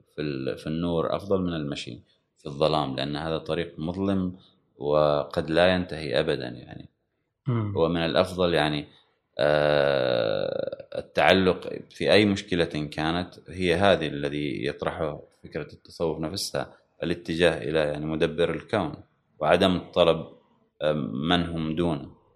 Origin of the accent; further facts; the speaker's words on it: Oman; شهدت طبعا وصول الكهرباء حتى الى الى بلدتي على الاقل وان كانت يعني انا لما ولدت كانت موجوده في العاصمه